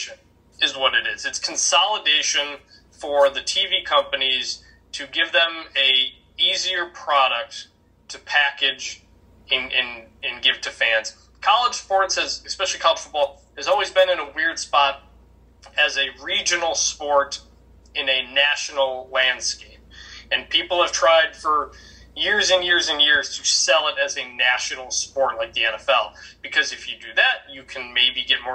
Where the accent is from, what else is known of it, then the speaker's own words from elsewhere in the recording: Detroit, Michigan, United States; I'm from Detroit. I went to Michigan State. I grew up a Michigan fan. I'm from Big Ten country